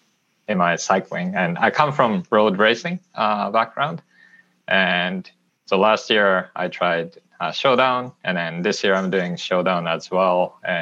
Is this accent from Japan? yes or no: yes; Japan; English is a second language; moved away as an adult; now in Austin, United States; I'm originally from Japan, but right now I'm located in Austin, Texas for the last 5 years or so.